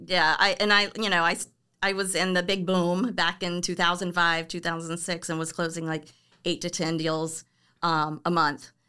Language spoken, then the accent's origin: English; Orlando, Florida, United States; moved away as an adult; also born or lived in Cocoa Beach, Florida; now in California, United States; I was born and raised in Orlando, and then we ended up moving to the East Coast, like the Cocoa Beach area